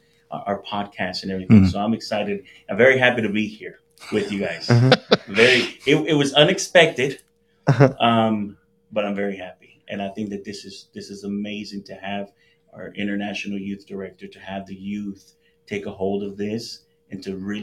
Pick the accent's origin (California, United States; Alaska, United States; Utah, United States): California, United States; people that I grew up with in California